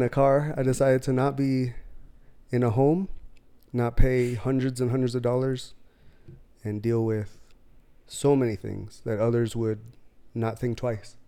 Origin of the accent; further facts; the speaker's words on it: near San Diego, California, United States; I was raised in California, near San Diego